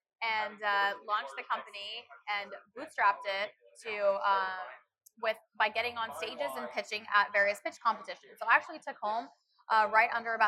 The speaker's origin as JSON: {"language": "English", "town": "Dallas", "region": "Texas", "country": "United States", "tie": "born or raised there", "also_born_or_lived": "Chicago, Illinois", "moved": "as an adult", "lives_now": "Orlando, United States", "said": "So I was actually born in Chicago, grew up in Dallas"}